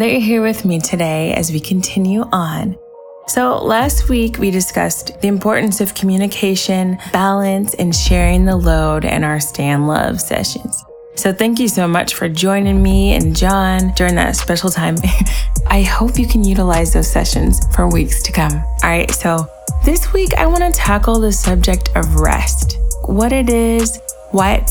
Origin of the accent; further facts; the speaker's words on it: United States; as an American